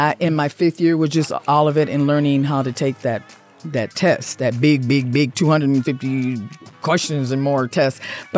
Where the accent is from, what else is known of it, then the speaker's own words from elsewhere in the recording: Midwest, United States; I'm Midwest also.